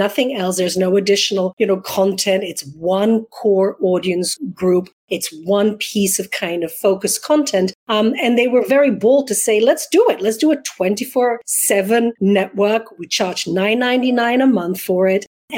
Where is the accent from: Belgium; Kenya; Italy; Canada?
Belgium; accent: hybrid English-American; English is a second language; moved away as an adult; also born or lived in London; now in United States; No, I'm originally from Belgium, born and bred, went to college there, and then started my career in London. So I have this hybrid English-American, because I've also been here now for 22 years.